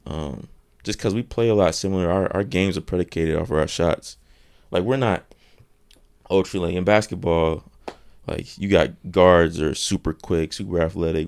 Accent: North Carolina, United States; I'm from North Carolina

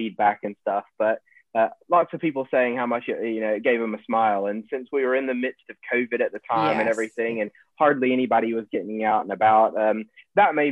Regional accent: Beaumont, Texas, United States; moved away; growing up in Southeast Texas

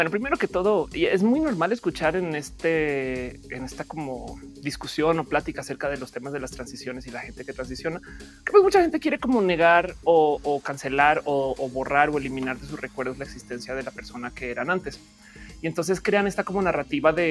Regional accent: Colombia; now in Mexico; Si yo ahora soy mexicana, dejo de ser colombiana? No

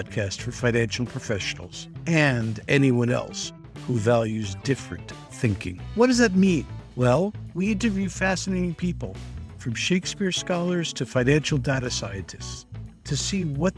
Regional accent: United States; As an American

